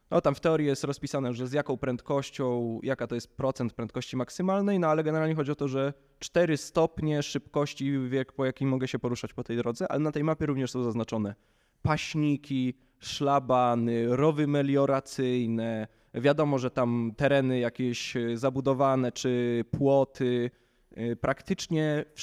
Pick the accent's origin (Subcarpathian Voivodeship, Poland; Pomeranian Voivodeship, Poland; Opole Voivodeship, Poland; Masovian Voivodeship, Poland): Masovian Voivodeship, Poland; Warsaw; To znaczy, tu no, jestem z Warszawy, więc w okolicach Warszawy mi się nie zdarza